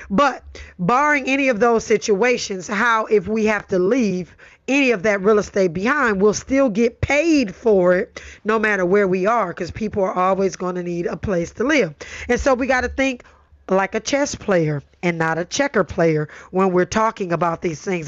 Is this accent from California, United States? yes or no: yes; Los Angeles, California, United States; I grew up in Watts, born and raised in Los Angeles